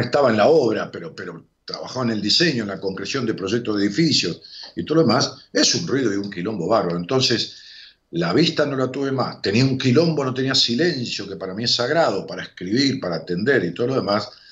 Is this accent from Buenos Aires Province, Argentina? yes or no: yes; Ramos Mejía, Buenos Aires Province, Argentina; Me jugábamos al póker allá en Ramos, en mi pueblo